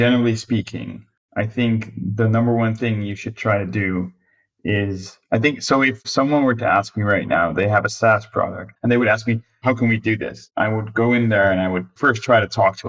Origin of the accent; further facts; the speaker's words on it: Netherlands; also born or lived in United States; I'm from the Netherlands